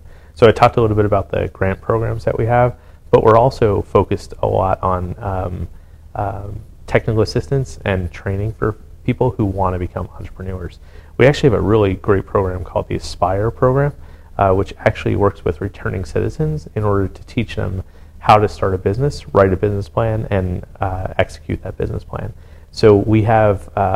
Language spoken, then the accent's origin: English; Jersey City, New Jersey, United States; moved away as an adult; now in Washington, D.C., United States; in my hometown, they opened an End Pizza, which Jersey City, New Jersey, is kind of a big pizza place already